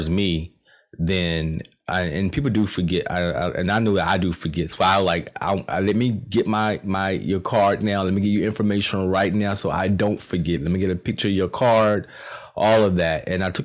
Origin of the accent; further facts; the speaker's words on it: Rocky Mount, North Carolina, United States; I'm from Rocky Mount, not too far from Goldsboro.